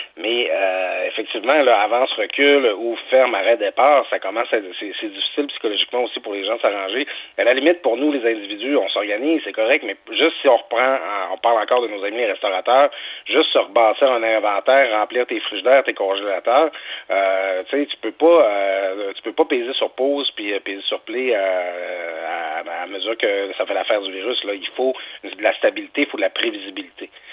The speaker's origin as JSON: {"language": "French", "region": "Quebec", "country": "Canada", "said": "je viens du Saguenay Saint-Jean"}